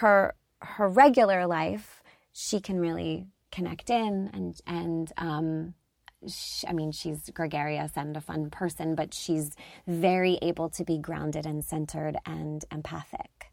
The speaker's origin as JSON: {"language": "English", "area": "outside Philadelphia", "region": "Pennsylvania", "country": "United States", "tie": "born or raised there", "said": "I grew up outside Philadelphia"}